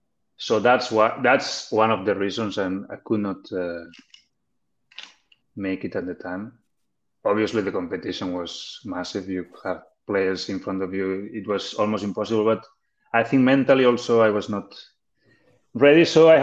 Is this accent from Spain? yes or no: yes; Barcelona, Catalonia, Spain; English is a second language; I was lucky that I'm from Barcelona, so I could go there to that academy of Barcelona.